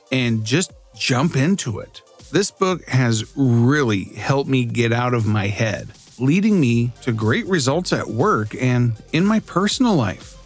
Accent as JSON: {"language": "English", "country": "United States", "said": "I'm from the United States."}